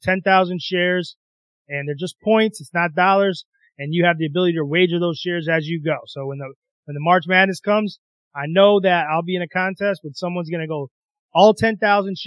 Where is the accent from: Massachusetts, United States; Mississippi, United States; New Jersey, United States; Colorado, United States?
Massachusetts, United States; also born or lived in South Bend, Indiana; I'm originally from Massachusetts. So I was able to move back here, let him be around family a little bit.